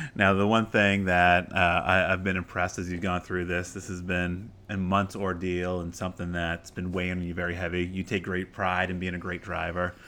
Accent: Maine, United States; now in Arizona, United States; I'm a city kid from Maine

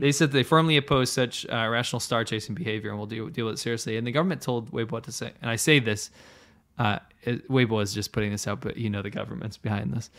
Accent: United States; I'm an American, I don't consider myself German

